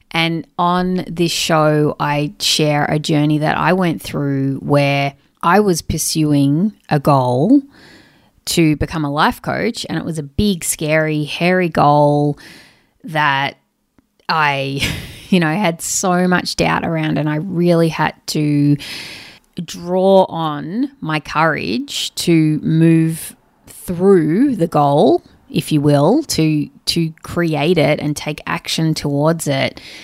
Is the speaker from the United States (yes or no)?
no; Sydney, New South Wales, Australia; I'm from Sydney, Australia.